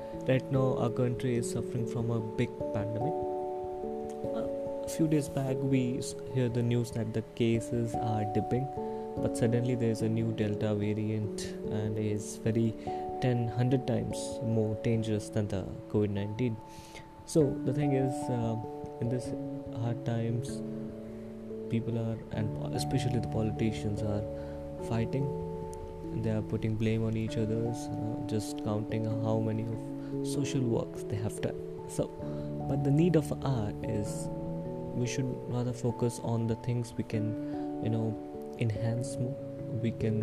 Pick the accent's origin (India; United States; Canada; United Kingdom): India; I'm from India.